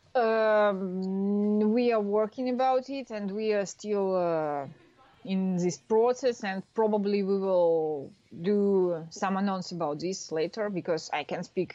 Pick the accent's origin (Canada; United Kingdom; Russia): Russia; moved away as an adult; now in France; I'm from Russia, but uh, now I'm working in France